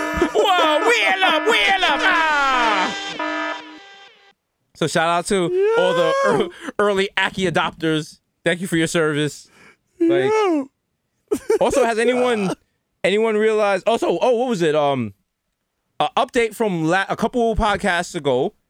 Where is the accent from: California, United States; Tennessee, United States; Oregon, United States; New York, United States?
New York, United States; New York City; I was just so indoctrinated from being raised on 233rd. Shout out to all my goat head soup and all my, you know, Jamaican stuff.